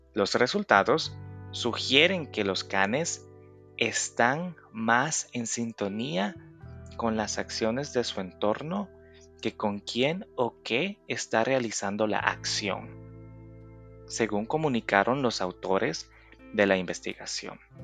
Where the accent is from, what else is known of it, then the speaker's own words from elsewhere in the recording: El Salvador; Yo soy de El Salvador, país del Bitcoin